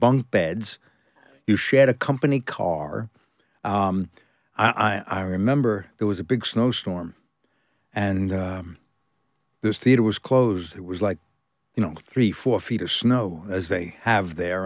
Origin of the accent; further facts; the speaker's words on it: New York City, New York, United States; moved away as an adult; also born or lived in California / England; I was born in New York, Brooklyn, and I trained in New York at the academy